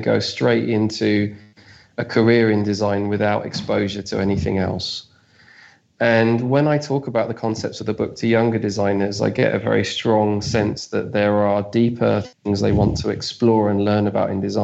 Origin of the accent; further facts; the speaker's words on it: London, United Kingdom; I'm from South London in the UK